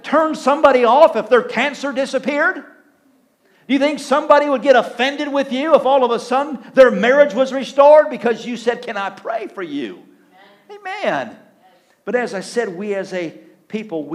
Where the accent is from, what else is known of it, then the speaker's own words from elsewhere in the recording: Clio, Michigan, United States; I grew up in Clio